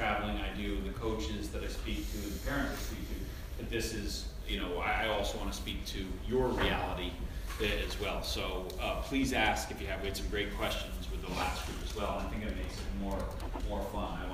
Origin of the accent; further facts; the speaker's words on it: Long Island, New York, United States; moved away; also born or lived in Vermont / Portland; I grew up in New York and I was a multi-sport kid